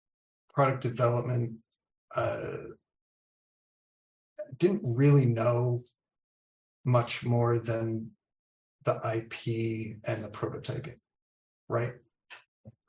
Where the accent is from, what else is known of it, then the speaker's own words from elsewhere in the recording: Massachusetts, United States; also born or lived in Rhode Island; now in Maryland, United States; I am living in Maryland currently, but I'm originally from the Northeast, Massachusetts